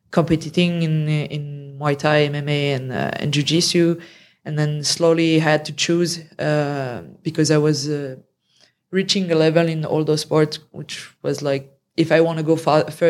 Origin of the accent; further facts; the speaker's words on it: France; English is a second language; also born or lived in Canada / Romania; Um, yeah, yeah, let's say so. But I've been traveling a lot and living in other countries as well.